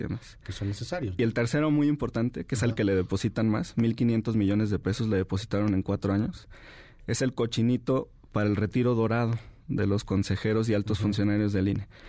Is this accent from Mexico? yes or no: yes; Jalisco, Mexico; Yo soy de Jalisco